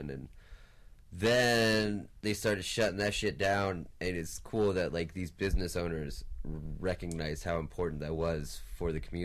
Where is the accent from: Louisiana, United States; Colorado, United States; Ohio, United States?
Colorado, United States; Fort Collins; also born or lived in Nebraska; I'm from Fort Collins. Like, grew up here.